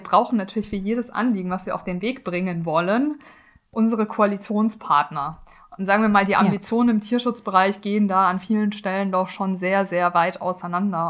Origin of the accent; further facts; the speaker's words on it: Karlsruhe, Baden-Württemberg, Germany; Karlsruhe, wo ich auch aufgewachsen bin.